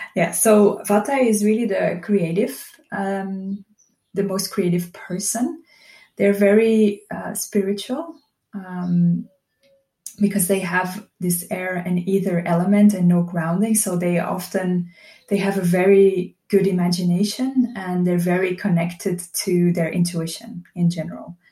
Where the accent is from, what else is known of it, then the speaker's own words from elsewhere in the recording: Belgium; moved away as an adult; now in Portugal; I'm originally from Belgium and I moved to Portugal about three years ago